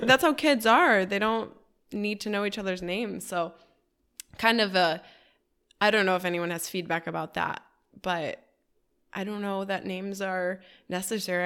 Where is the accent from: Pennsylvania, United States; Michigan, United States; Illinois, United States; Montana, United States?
Michigan, United States; Detroit; now in Miami, United States; Detroit. That's my hometown.